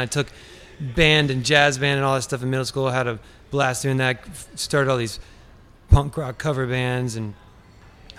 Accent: Richmond, Virginia, United States; moved away as an adult; now in Nashville, United States; I'm from Richmond, Virginia, 804, capital of Virginia.

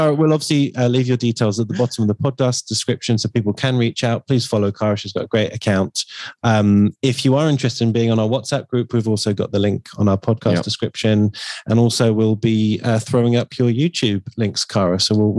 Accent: Harrow, London, United Kingdom; I was born in Harrow.

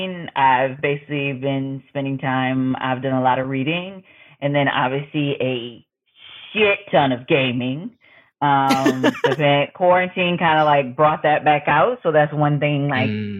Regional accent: Buffalo, New York, United States; moved away as an adult; now in Massachusetts, United States; I'm originally from Buffalo, New York. So the city of snow

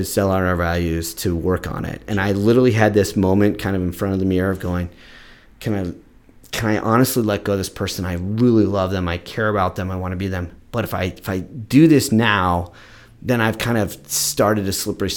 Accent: Central Ohio, United States; also born or lived in West Seattle; now in Seattle, United States; I'm born from Central Ohio, where you couldn't imagine a different environment

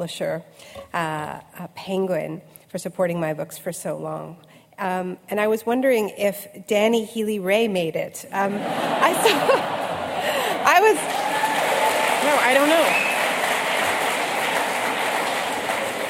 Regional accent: Canada; I'm Canadian

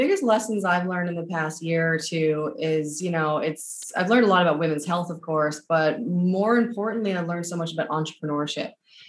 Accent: Newfoundland and Labrador, Canada; moved away as an adult; But I left Newfoundland when I was 19

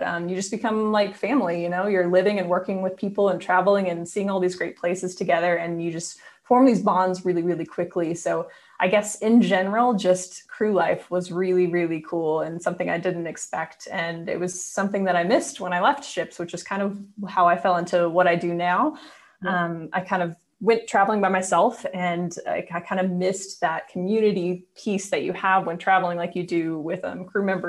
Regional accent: Indiana, United States; moved away as an adult; also born or lived in Nashville, Tennessee / Austin, Texas; I'm from Indiana originally, but I went to school in Nashville at Belmont

